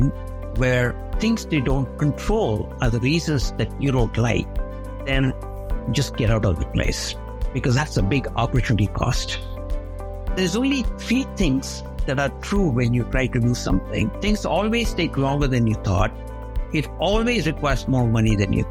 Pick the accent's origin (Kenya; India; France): India; moved away as an adult; now in United States; growing up in India